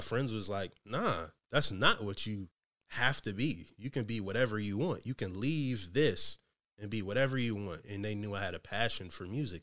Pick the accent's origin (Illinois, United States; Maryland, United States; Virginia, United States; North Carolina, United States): Virginia, United States; Newport News; moved away as an adult; now in Seattle, United States; I'm from Newport News, Virginia.